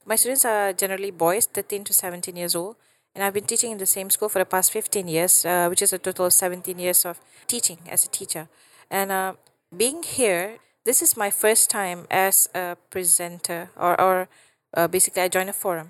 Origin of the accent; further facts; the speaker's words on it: Malaysia; I'm from Malaysia.